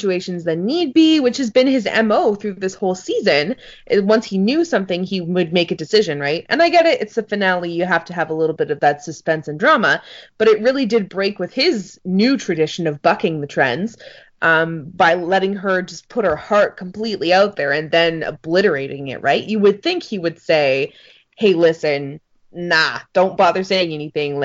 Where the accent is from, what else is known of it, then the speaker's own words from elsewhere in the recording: Canada; we're Canadian